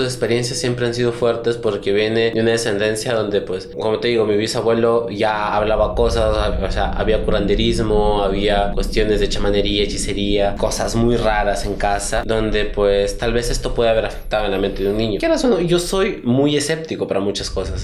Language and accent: Spanish; Chachapoyas, Amazonas, Peru; la parte de donde yo soy, que es Chachapoyas, de Mebamba.